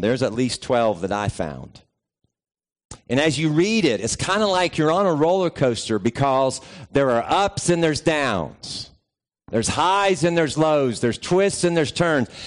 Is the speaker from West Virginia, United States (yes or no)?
yes; West Virginia, United States; moved away; also born or lived in Georgia; I grew up in West Virginia